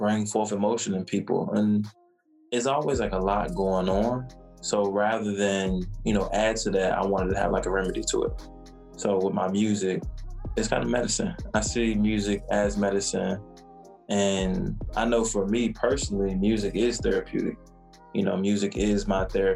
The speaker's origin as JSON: {"language": "English", "region": "Virginia", "country": "United States", "tie": "born or raised there", "also_born_or_lived": "New York", "said": "I was born in Virginia and spent majority of my life in Virginia, but I spent at least about 4 or 5 years in New York."}